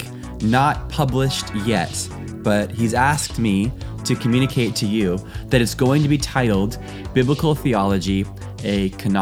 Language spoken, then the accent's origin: English; United States; moved away as an adult; now in Europe; I am an American living in Europe